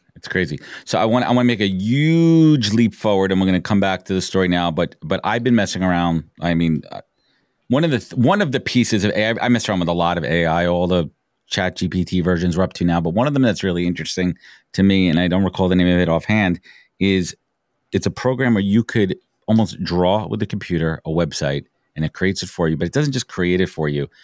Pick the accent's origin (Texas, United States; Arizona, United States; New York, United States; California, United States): New York, United States; New York City; I was growing up in Brooklyn, I remember in elementary school